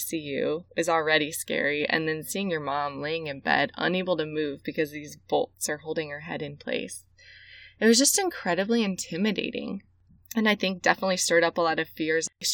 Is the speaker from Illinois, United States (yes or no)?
yes; Central Illinois, United States; I grew up in Central Illinois, and I grew up in a great, loving Christian home.